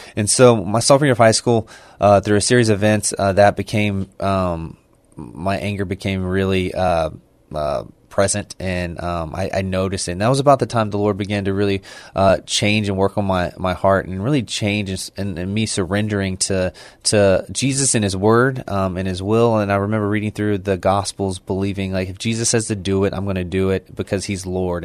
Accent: Baytown, Texas, United States; moved away as an adult; now in San Antonio, United States; I grew up in, uh, the east side of Houston, Baytown, Texas, uh, where I, um, went to high school

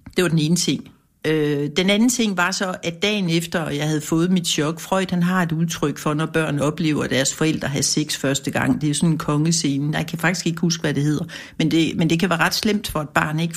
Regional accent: Kolding, Southern Denmark, Denmark; jeg er fra Kolding

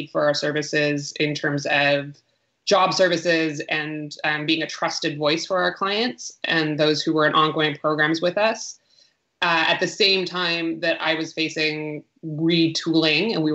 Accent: Canada; first language English; also born or lived in Vancouver; like many Canadians out there

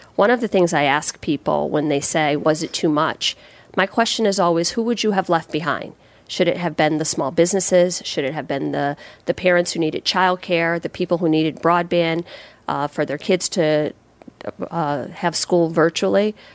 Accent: Waterbury, Connecticut, United States; I grew up right here in Waterbury

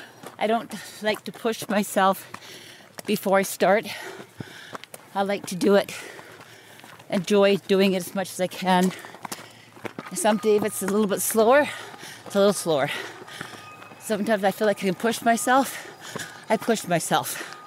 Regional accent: North Vancouver, British Columbia, Canada; now in West Vancouver, Canada; I was born here on Grouse Mountain in North Vancouver. I lived, born and raised here. I live now in West Vancouver. I grew up here on this mountain

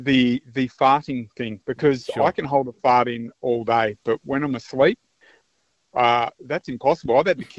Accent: Australia; being an Aussie male

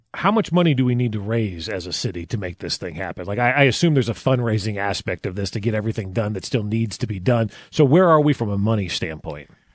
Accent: New Jersey, United States; now in Kansas City, United States; I grew up in New Jersey

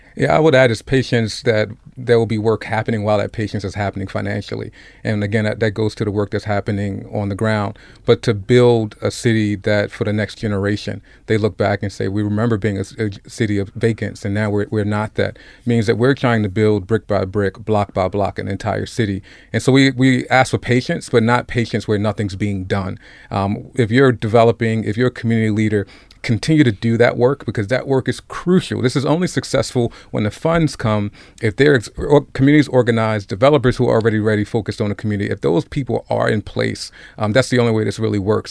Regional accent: Baltimore, Maryland, United States; I grew up in Cherry Hill. I had the privilege of going to Poly High School and graduating and graduating from Morgan State

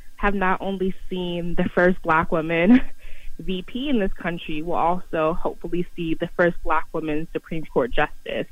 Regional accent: New York City, New York, United States; your community growing up in Harlem

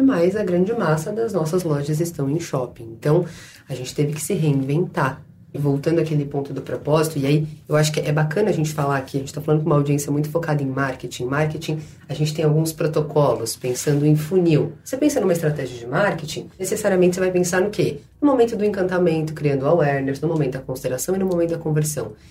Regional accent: São Paulo, Brazil; Eu sou lá da Zona Leste

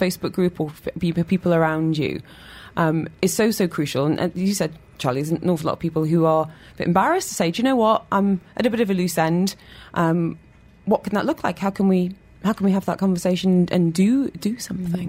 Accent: Newcastle upon Tyne, North East England, United Kingdom; now in London, United Kingdom; to Newcastle where I'm from

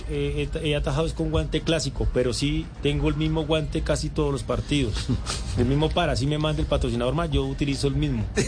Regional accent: Cúcuta, Norte de Santander, Colombia; also born or lived in Toledo, Norte de Santander; desde muy niño, desde cuando llegué de Toledo a Cúcuta

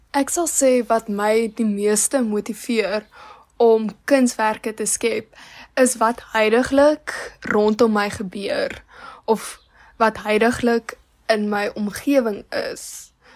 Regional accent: Malmesbury, Western Cape, South Africa; ek is van Mamesbroek

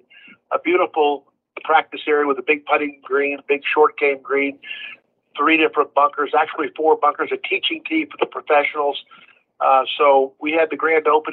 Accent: Jacksonville, Florida, United States; I grew up in Northeast Florida

